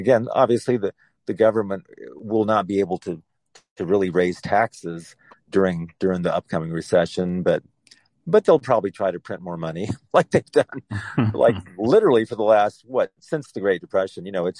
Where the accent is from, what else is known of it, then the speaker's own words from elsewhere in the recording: Houston, Texas, United States; my hometown, Houston.